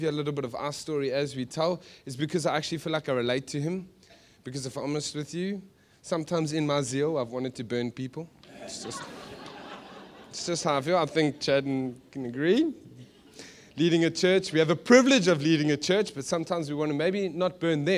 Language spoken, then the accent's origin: English; Johannesburg, Gauteng, South Africa; moved away; We're from Joburg. We're from a dodgy place.